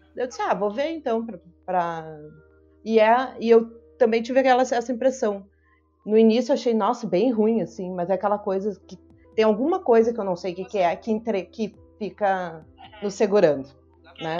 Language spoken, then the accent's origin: Portuguese; Porto Alegre, Rio Grande do Sul, Brazil; now in Portugal; mas sou gaúcha, bem do outro lado do, do país, lá do Rio Grande do Sul, de Porto Alegre